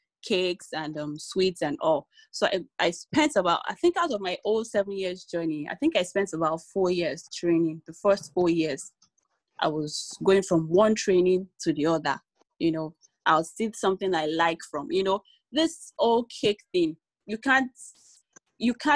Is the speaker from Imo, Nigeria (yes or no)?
no; Ibadan, Oyo, Nigeria; moved away as an adult; also born or lived in Lagos State; now in Lagos, Nigeria; I was born and bred in Ibadan, Oyo State, but I now live and work in Lagos State due to marriage and all.